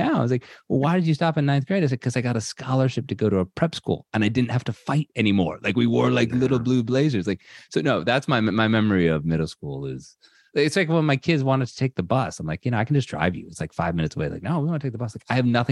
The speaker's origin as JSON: {"language": "English", "town": "Ludlow", "region": "Massachusetts", "country": "United States", "tie": "born or raised there", "also_born_or_lived": "Springfield, Massachusetts", "said": "I grew up in Ludlow, Massachusetts, exit 7 off the Mass Pike"}